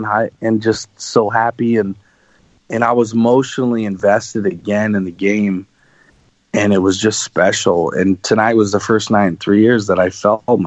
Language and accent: English; Los Angeles, California, United States; growing up in Los Angeles my whole life